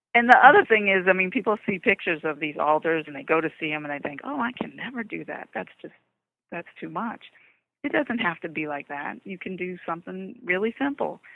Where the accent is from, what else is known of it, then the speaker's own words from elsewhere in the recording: New Orleans, Louisiana, United States; moved away; I'm originally from New Orleans. Um, moved to other places